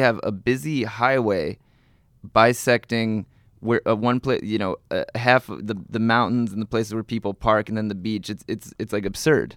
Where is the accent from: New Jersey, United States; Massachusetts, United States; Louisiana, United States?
New Jersey, United States; I am from New Jersey